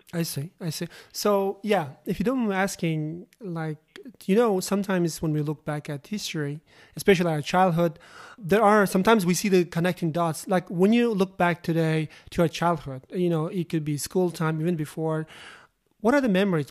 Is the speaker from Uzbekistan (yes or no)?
yes; Uzbekistan; I am originally Uzbekistan